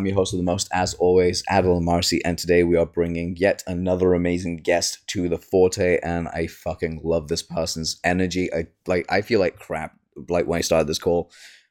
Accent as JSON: {"language": "English", "town": "Leicester", "region": "East Midlands", "country": "United Kingdom", "said": "But I'm from the East Midlands, so."}